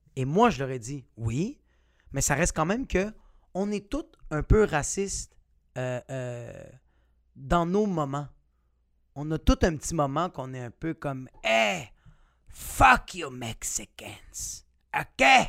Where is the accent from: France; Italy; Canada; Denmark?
Canada; Quebec; t'es un québécois comme moi